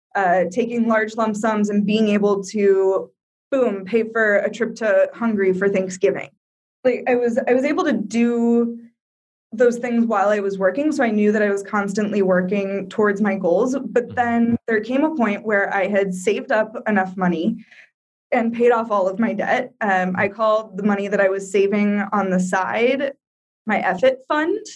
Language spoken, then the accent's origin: English; Iowa, United States; moved away as an adult; also born or lived in Brazil / Colorado / Rhode Island / Florida; now in Morocco; I'm from Iowa originally